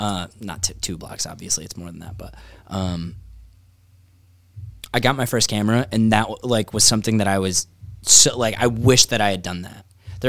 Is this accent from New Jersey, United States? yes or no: no; New York, United States; I'm from New York too.